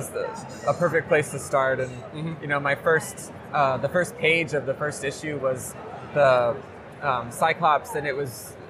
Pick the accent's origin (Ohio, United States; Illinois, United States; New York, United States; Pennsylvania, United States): Ohio, United States; Cleveland; now in Los Angeles, United States; Yeah, I'm from Cleveland.